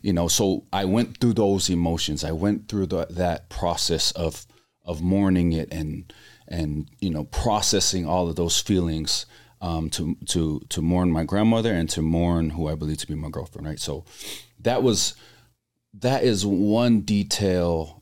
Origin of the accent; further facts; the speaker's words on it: Laie, Hawaii, United States; moved away; growing up in Laie, which is predominantly all members of the Church of Jesus Christ of Latter-day Saints.